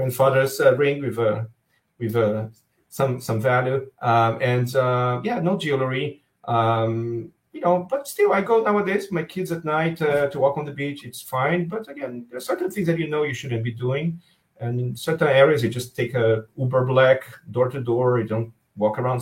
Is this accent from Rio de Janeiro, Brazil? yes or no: yes; Rio de Janeiro, Brazil; also born or lived in Miami / Seattle; now in Israel; I grew up in Rio